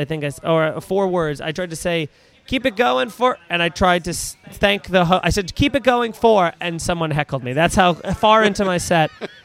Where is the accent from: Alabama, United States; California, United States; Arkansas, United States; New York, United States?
New York, United States; Long Island; I grew up in Long Island.